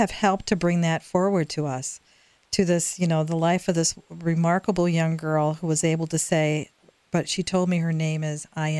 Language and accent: English; Nebraska, United States; Well, we're from Nebraska and the Cornhuskers.